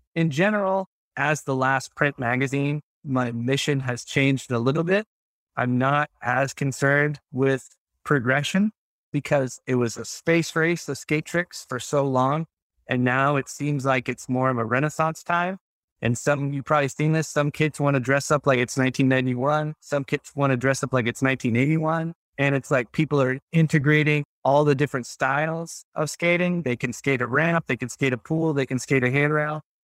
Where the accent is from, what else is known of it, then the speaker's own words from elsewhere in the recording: Texas, United States; I grew up in Texas